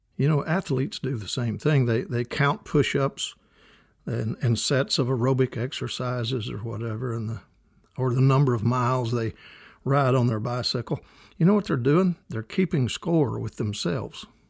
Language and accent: English; Kentucky, United States; growing up in Kentucky